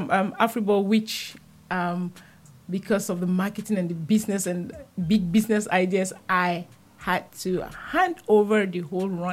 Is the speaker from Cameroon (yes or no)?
yes; Southern Cameroons, Cameroon; now in Netherlands; I came from the Southern Cameroon, known for being English-speaking part of Cameroon